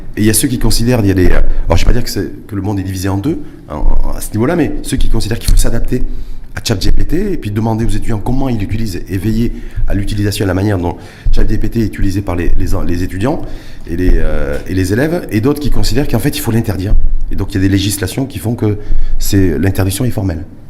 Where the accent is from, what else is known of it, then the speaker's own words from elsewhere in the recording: Morocco; chez nous, au Maroc